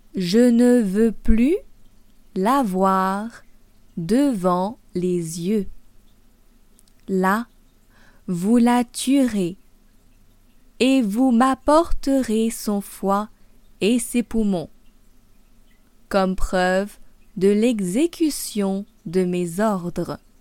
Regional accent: France; also born or lived in Paris

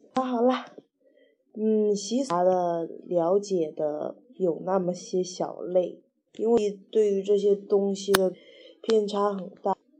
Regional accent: Wenzhou, Zhejiang, China; 我们温州人

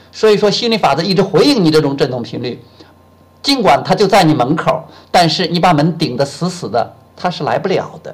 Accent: China; moved away as an adult; also born or lived in Shenzhen; 我从深圳回到我们老家武阳

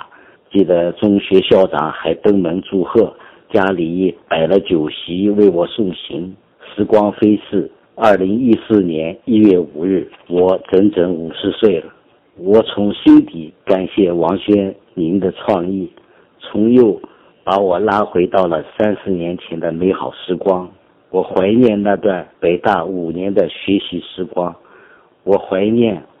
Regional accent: Qingpu, Shanghai, China; moved away as an adult; 我出生在上海，但来自郊区，土里土气。上北大之前，我从未出过远门。

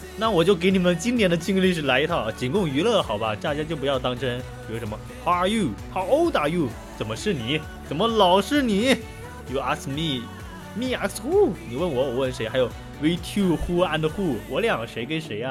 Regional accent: China; 我是中国人嘛

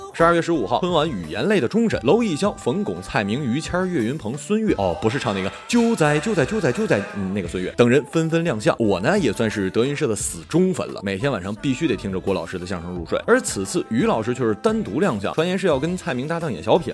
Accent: Northeast China, China; 作为东北人的我

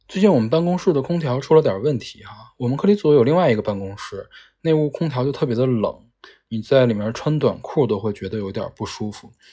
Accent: Northeast China, China; moved away as an adult; also born or lived in Beijing; 我的小的时候都是在东北长大的，是不需要空调的

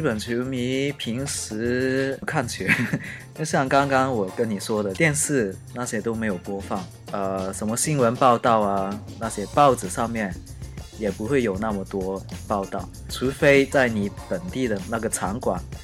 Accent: China; now in Japan; 作为中国人

